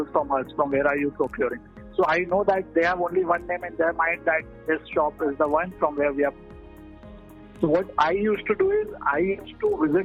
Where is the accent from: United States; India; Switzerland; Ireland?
India; Cuttack, Odisha; also born or lived in Pune; I returned back to Cuttack, Odisha, which is my hometown